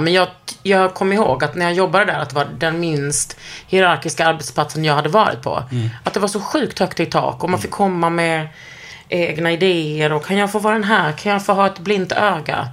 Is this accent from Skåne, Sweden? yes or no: yes; Lund, Skåne, Sweden; born or raised there